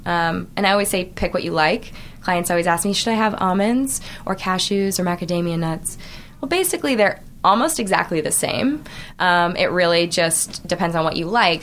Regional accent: Orange County, California, United States; I grew up in Orange County

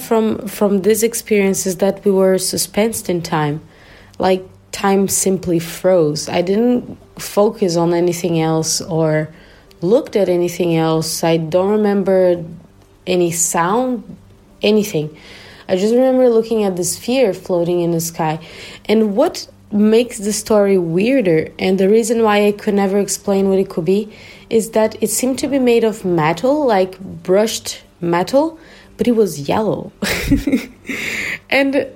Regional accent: southern Brazil, Brazil; now in Germany; the house I grew up in Brazil, in the southern part of Brazil

